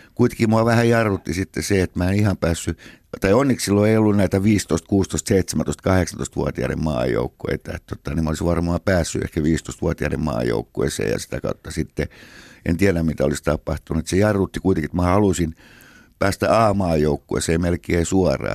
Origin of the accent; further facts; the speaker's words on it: Helsinki, Uusimaa, Finland; siellä me synnyttiin Munkkiniemessä 57.